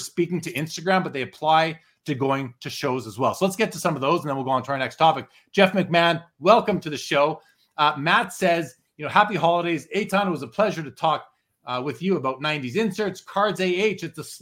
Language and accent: English; Canada; my home country